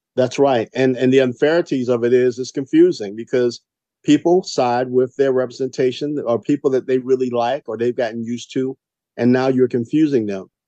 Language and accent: English; Savannah, Georgia, United States; I'm from Savannah, Georgia, i.e. Chatham County, and we live in Chocolate City.